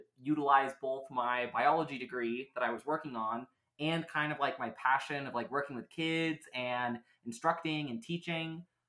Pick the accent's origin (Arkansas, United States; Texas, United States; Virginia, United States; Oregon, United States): Oregon, United States; I grew up outside of Portland, and I actually went to outdoor school, you know, back at my old school, you know, when I was in sixth grade, actually.